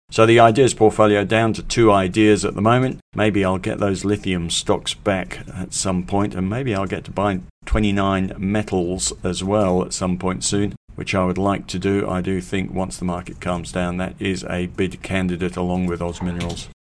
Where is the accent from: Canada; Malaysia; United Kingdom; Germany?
United Kingdom; England; born or raised there; moved away as an adult; now in Australia